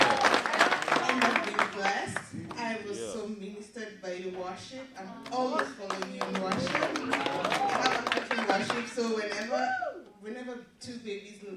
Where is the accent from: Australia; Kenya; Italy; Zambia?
Kenya; I'm from Kenya too.